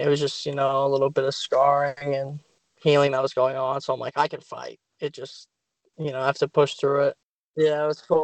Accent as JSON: {"language": "English", "region": "Ohio", "country": "United States", "tie": "born or raised there", "said": "BCM, my hometown"}